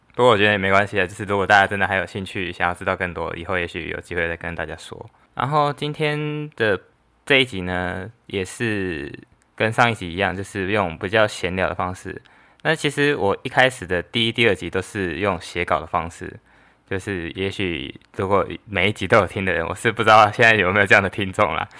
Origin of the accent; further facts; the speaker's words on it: Taiwan; 我是来自台湾